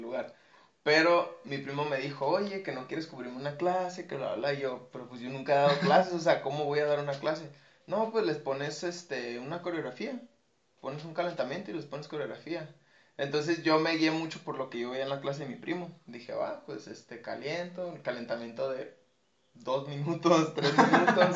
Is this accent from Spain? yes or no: no; Guadalajara, Jalisco, Mexico; now in Tijuana, Mexico; yo no soy de aquí de Tijuana, yo soy de Guadalajara